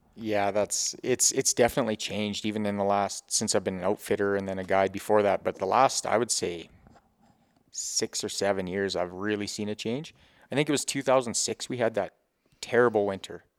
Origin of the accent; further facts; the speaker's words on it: Grovedale, Grande Prairie area, Alberta, Canada; born and raised, Grove Hill, Grand Prairie area